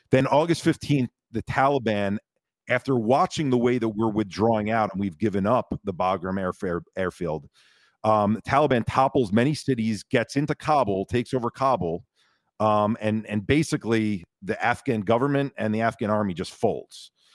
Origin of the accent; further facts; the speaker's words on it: United States; me as an American